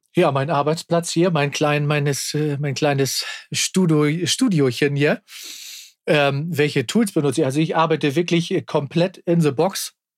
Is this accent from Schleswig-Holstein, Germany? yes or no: yes; Kiel, Schleswig-Holstein, Germany; born or raised there